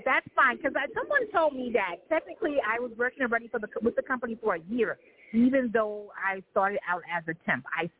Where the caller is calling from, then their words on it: New York City, New York, United States; calling from Manhattan.